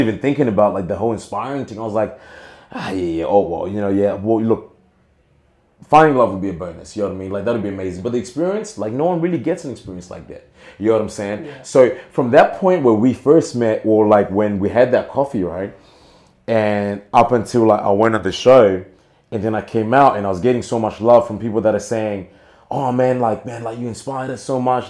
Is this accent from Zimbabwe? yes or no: yes; Zimbabwe; now in Australia; I still have my culture, and I am Zimbabwean at birth